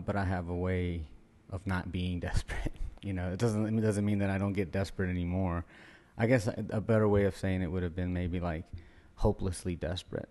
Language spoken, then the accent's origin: English; Louisiana, United States; also born or lived in Guatemala; I got paddled once in school when I moved from Guatemala to, like, Louisiana